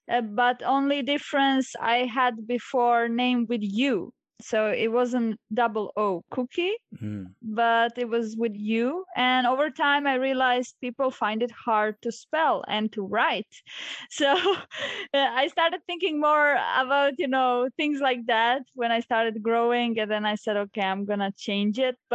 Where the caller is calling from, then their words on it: Solin, Split-Dalmatia County, Croatia; I'm zooming in from Solin, which is a small coastal town in Croatia near Split.